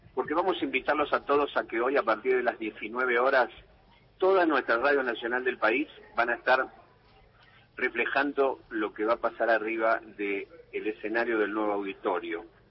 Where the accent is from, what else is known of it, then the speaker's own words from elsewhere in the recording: Argentina; los valores que tenemos los argentinos